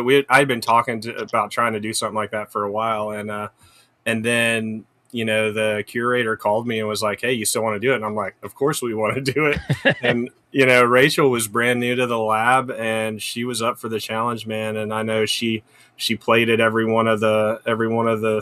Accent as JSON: {"language": "English", "region": "East Tennessee", "country": "United States", "tie": "born or raised there", "moved": "yes", "lives_now": "Hampton Roads, United States", "said": "I grew up in East Tennessee, really small town"}